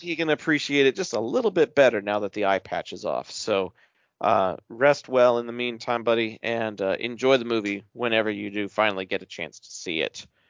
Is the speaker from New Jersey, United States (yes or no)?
no; Texas, United States; I'm Texan and we love tacos